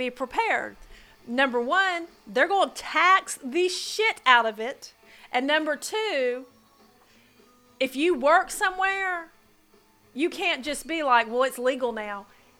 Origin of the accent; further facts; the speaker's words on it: California, United States; was raised in California. I mean, my next door neighbor grew it in the backyard.